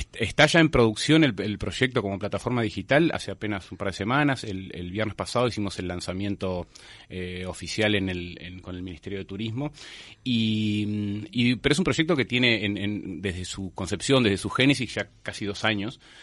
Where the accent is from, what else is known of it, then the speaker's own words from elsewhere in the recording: Montevideo, Uruguay; como montevideanos